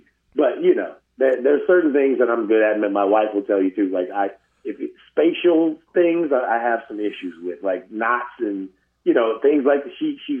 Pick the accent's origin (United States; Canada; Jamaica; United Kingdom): United States; St. Louis, Missouri; also born or lived in Victorville, California / San Bernardino, California; I rep St. Louis constantly.